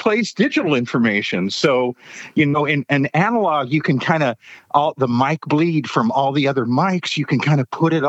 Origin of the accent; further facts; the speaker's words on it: Los Angeles, California, United States; I was born in Hollywood, so I'm really the native son.